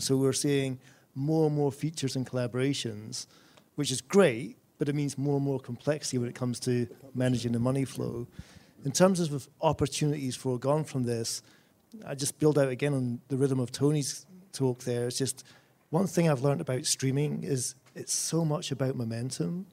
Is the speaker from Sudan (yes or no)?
no; Scotland, United Kingdom; my home country of Scotland